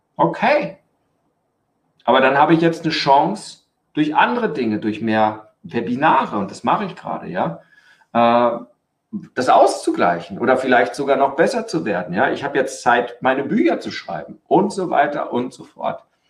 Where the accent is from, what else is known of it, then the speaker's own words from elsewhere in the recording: Germany; bei uns in Deutschland